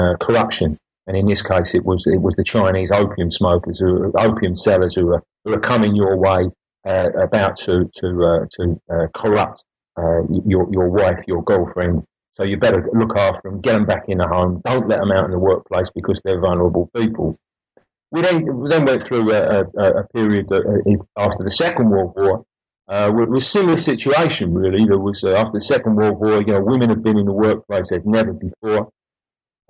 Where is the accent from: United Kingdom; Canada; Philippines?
United Kingdom; London; also born or lived in Oxford / Durham; growing up in East London, living in East London and working in East London